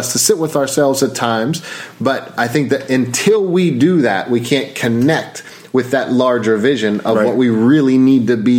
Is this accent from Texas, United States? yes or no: no; Pittsburgh, Pennsylvania, United States; I was from Pittsburgh.